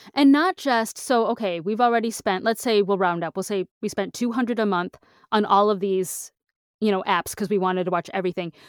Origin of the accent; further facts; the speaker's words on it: Michigan, United States; I'm from Michigan